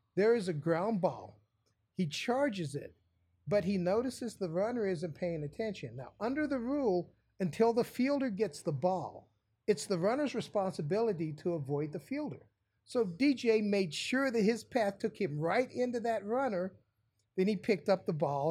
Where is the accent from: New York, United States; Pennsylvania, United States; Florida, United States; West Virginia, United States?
West Virginia, United States; I grew up in West Virginia, one state over